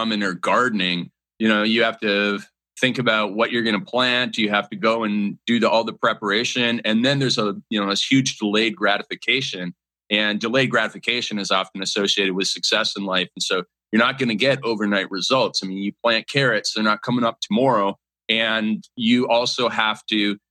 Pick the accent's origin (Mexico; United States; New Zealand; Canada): Canada; growing up in Canada